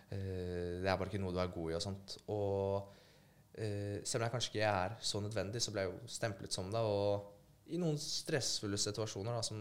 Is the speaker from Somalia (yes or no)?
no; Poland; jeg blir jo uansett stemplet fint uh, eh, som polakk, da.